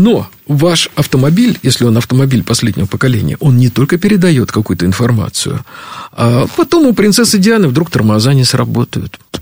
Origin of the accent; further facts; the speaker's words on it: Moscow, Russia; мы с тобой выросли в Москве